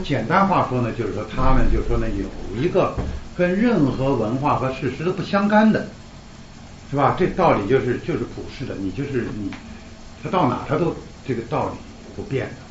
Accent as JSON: {"language": "Chinese", "country": "China", "said": "我们中国人"}